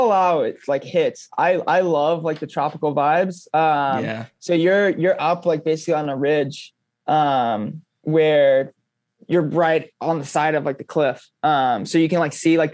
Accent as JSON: {"language": "English", "region": "Florida", "country": "United States", "tie": "born or raised there", "said": "growing up in Florida"}